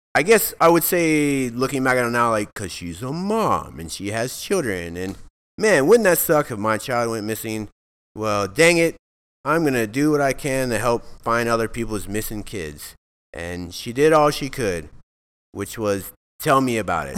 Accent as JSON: {"language": "English", "town": "Alvin", "region": "Texas", "country": "United States", "tie": "born or raised there", "said": "I grew up in Alvin, Texas"}